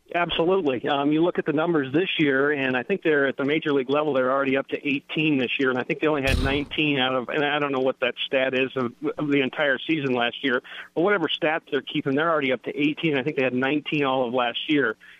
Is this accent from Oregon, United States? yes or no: yes; Oregon, United States; moved away; We're originally from the West Coast, from Oregon